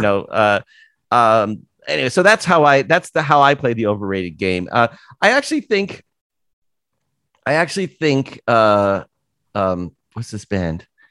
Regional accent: Toronto, Ontario, Canada; moved away as an adult; also born or lived in San Francisco / Vancouver; now in United States; having never lived anywhere else but Toronto

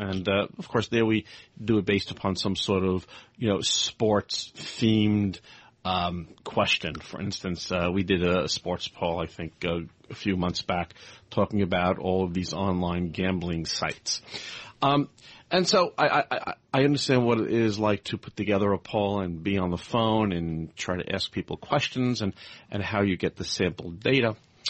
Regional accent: Brooklyn, New York, United States; also born or lived in Manhattan / Tokyo / London; now in Henderson, United States; I grew up on the East Coast. I grew up in Brooklyn, lived in Manhattan. I lived in Tokyo. I lived in London. We now live most of the time in Henderson, Nevada.

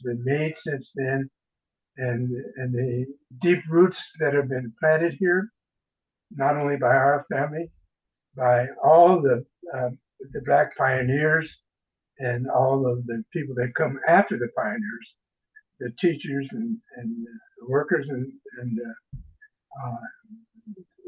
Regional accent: Seattle, Washington, United States; also born or lived in Texas; we all grew up in Seattle

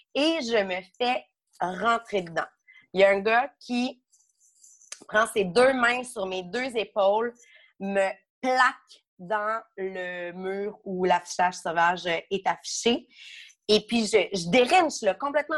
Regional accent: Beauce-Sud, Quebec, Canada; dans Beauce-Sud, là d'où je viens.

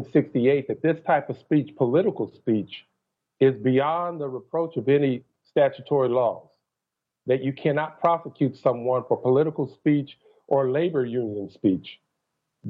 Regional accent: Texas, United States; I'm a Texan.

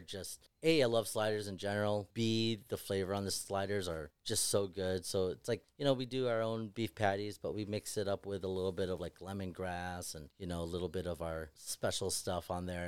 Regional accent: Chicago, Illinois, United States; we're all Chicago guys.

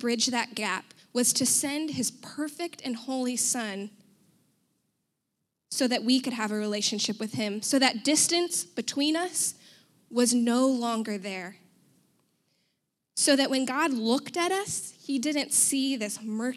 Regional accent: United States; I'm white. I'm American

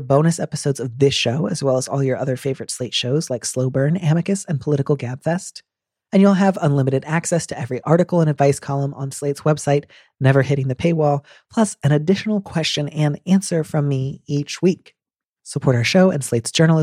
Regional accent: United States; I'm an American

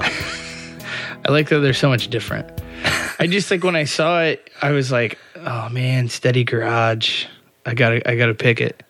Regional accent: Indiana, United States; moved away; I grew up in Indiana

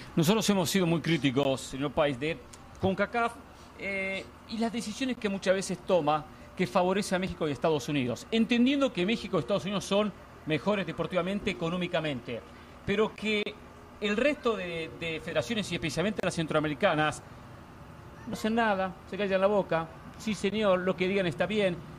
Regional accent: Argentina; yo soy argentino

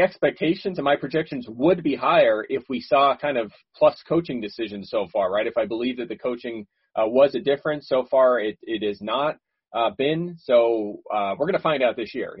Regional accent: Philadelphia, Pennsylvania, United States; I grew up in Philadelphia

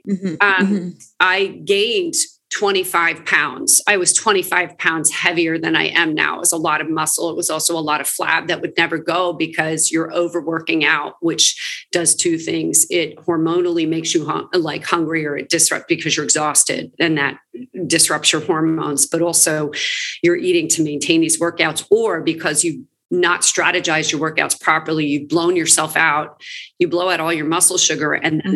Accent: Princeton, New Jersey, United States; moved away as an adult; also born or lived in New York City; now in Los Angeles, United States; I'm originally from around the Princeton area in New Jersey.

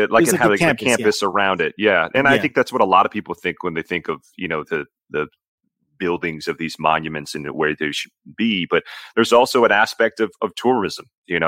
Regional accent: Brookline, Massachusetts, United States; moved away as an adult; also born or lived in Abilene, Texas / Lansing, Michigan; now in San Antonio, United States; I grew up in Brookline, Massachusetts, so it's not that far away from Springfield.

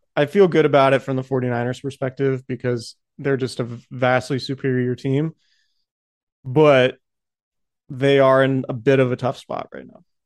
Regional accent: Santa Rosa, California, United States; I'm from Santa Rosa um, the house that I grew up in and the neighborhood I grew up in went in the 2017 fire

